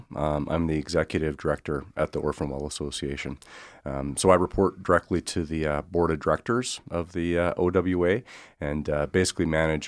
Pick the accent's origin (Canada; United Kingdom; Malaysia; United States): Canada; Swift Current, Saskatchewan; So I'm originally from Swift Current, Saskatchewan.